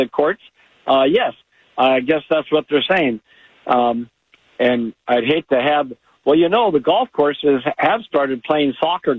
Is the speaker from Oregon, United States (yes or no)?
yes; Oregon, United States; all of us Oregonians